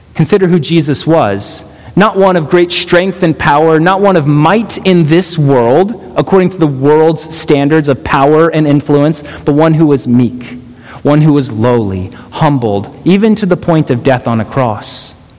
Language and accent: English; Texas, United States; moved away; we come from Texas